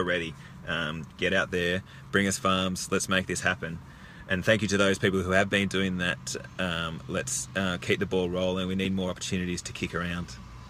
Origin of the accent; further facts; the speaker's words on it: Bendigo, Victoria, Australia; Bendigo, my hometown.